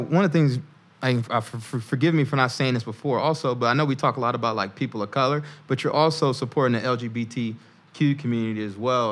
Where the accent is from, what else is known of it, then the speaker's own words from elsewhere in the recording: the South, United States; moved away as an adult; now in Newark, United States; I grew up in the South.